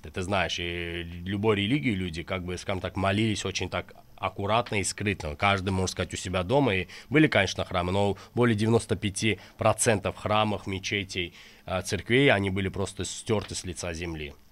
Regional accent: Azerbaijan; я и как и каждый азербайджанец в Азербайджане, несмотря на религию, мы хотим мира, поверь мне.

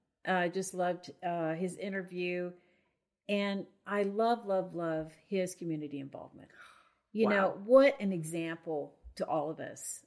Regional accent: Farmington, New Mexico, United States; My hometown.

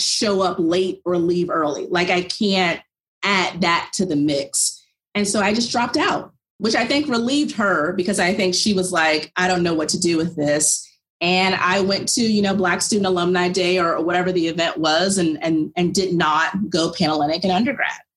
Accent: about an hour from Williamsburg, Virginia, United States; went to college of William and Mary in Williamsburg, Virginia. It's about an hour away from my hometown

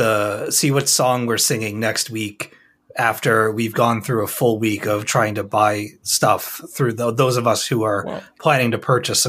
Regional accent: Austria; English is a second language; Since I am from Austria and living here, I wanted to provide you with an international perspective.

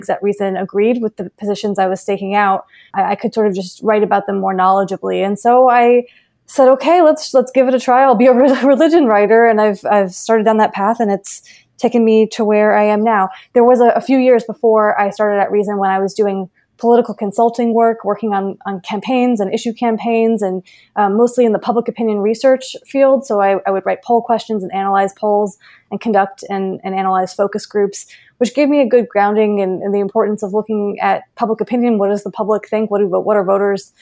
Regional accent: Florida, United States; moved away as an adult; I'm from Florida. I went to middle school, high school, and college in Florida

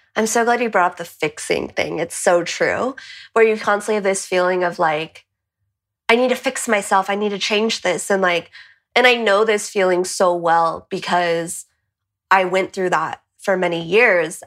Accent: California, United States; moved away as an adult; also born or lived in Boston; now in Madrid, Spain; I'm from California, but I'm currently in Madrid.

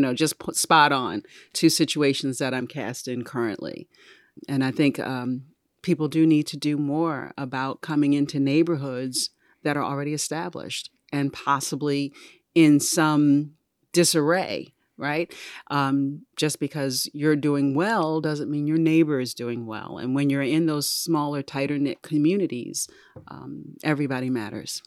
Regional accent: Baltimore, Maryland, United States; I'm from Baltimore City

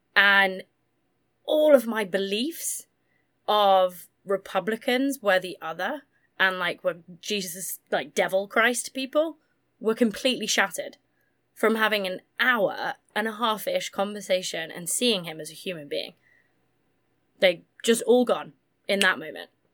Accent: Massachusetts, United States; I grew up grew up in the Massachusetts politics bubble

